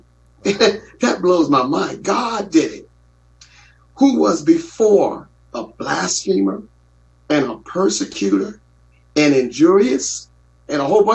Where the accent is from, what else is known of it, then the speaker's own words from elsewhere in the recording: Newport News, Virginia, United States; We grew up in Newport News, Virginia, and in a little middle, low income area.